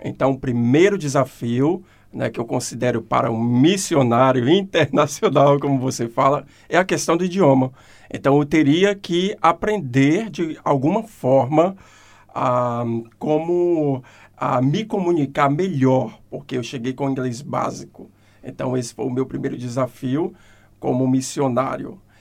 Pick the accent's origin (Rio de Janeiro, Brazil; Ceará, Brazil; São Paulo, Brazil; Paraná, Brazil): Ceará, Brazil; Fortaleza; moved away as an adult; also born or lived in California, United States; now in Christchurch, New Zealand; Eu nasci em Fortaleza, a terra do sol, a terra da comédia, a terra da alegria.